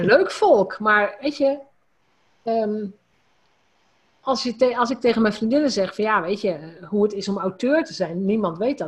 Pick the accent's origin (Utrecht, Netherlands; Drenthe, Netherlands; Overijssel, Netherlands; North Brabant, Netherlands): Drenthe, Netherlands; als gewoon Drents meisje, want dat is een beetje waar, ik kom uit Drenthe